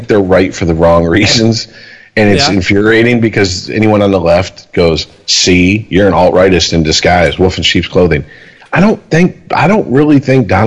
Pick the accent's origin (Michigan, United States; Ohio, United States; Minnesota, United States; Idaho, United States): Michigan, United States; Detroit; growing up in the Detroit metro area